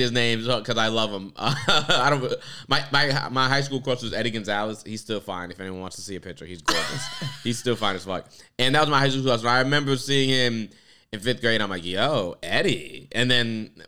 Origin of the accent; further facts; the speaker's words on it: Palm Bay, Florida, United States; moved away; I grew up in Florida.